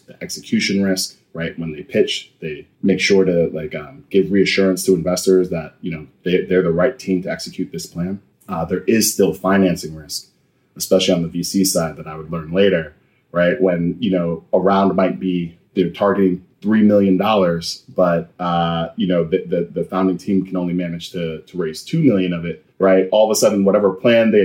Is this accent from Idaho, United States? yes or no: no; Mount Vernon, New York, United States; I was born in New York City, raised in Mount Vernon, New York, in Westchester